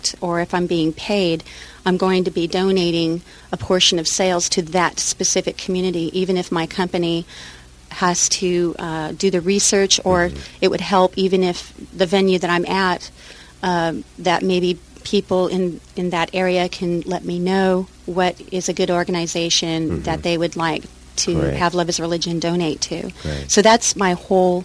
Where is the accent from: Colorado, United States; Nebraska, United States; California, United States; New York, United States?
California, United States; Los Angeles; also born or lived in Nuremberg, Germany; I was born in Nuremberg, Germany, mm-hmm. and grew up in Los Angeles